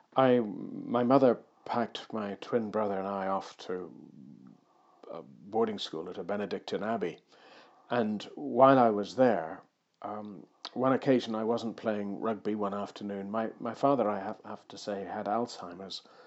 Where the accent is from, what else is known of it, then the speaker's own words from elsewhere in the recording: Ireland; moved away; also born or lived in Suffolk; I was born in Ireland